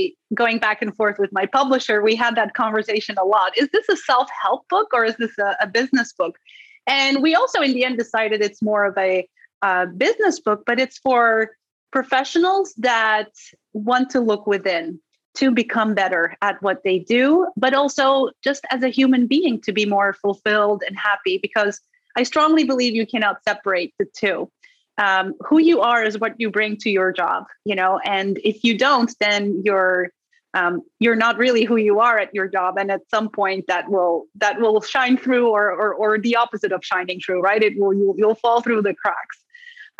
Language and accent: English; Netherlands; first language Dutch; English is a second language; moved away as an adult; also born or lived in Istanbul, Turkey / Colorado; now in New York City, United States; I'm from the Netherlands because that's where I grew up. And that's also my native language.